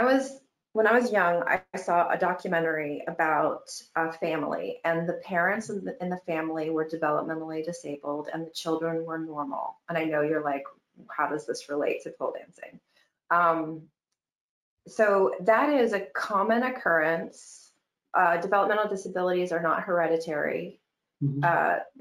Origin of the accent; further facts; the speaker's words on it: Michigan, United States; Growing up in Michigan, you know, things are a little conservative and a little prudy.